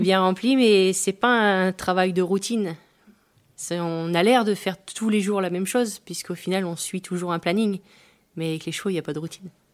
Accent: Pas-de-Calais, Hauts-de-France, France; now in Normandy, France; je suis originaire du Pas-de-Calais

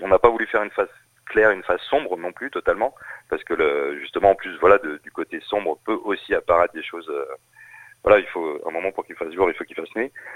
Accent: Saint-Brieuc, Brittany, France; also born or lived in Rennes; je, ne suis pas né en Bretagne, mais j'ai grandi en Bretagne, à Saint-Brieuc

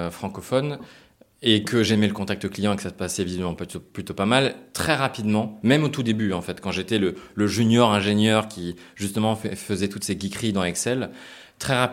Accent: Japan; also born or lived in United States; Moi, j'ai grandi beaucoup à l'étranger. Je suis né aux États-Unis, j'ai grandi au Japon aussi, et je voulais aussi retrouver un côté international.

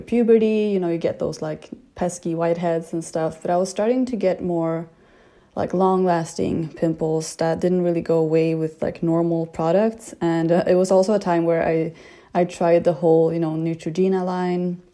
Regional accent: Sweden; moved away; I am from Sweden and I'm 26 years old

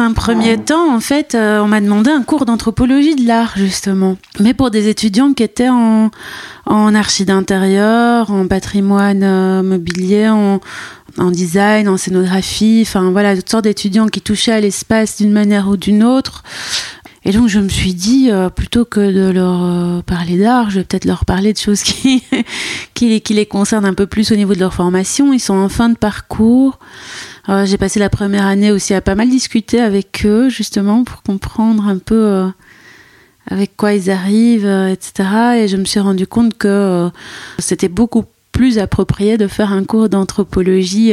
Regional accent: Brussels, Brussels-Capital Region, Belgium; j'ai grandi à Bruxelles convaincue que j'étais métisse

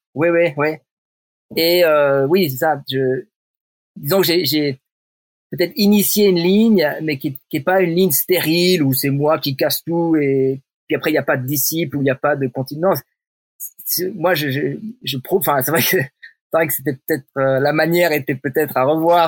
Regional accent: Switzerland; je suis un Suisse, parle français

